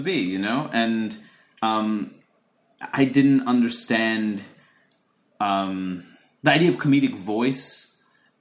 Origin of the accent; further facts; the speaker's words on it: New York, United States; when I was, you know, 17, 18 and growing up in New York